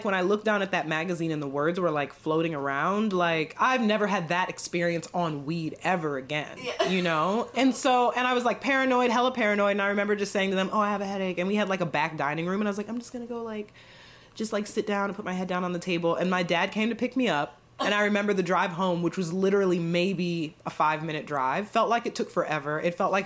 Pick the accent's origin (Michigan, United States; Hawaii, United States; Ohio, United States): Ohio, United States; Akron; my hometown of Akron, Ohio